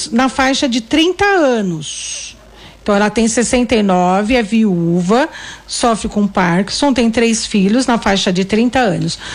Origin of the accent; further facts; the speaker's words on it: Santo André, São Paulo, Brazil; eu sou de Santo André e tenho 58 anos.